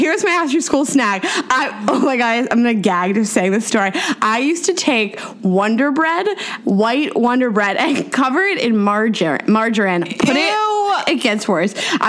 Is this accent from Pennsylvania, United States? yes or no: yes; Pittsburgh, Pennsylvania, United States; I grew up in Pittsburgh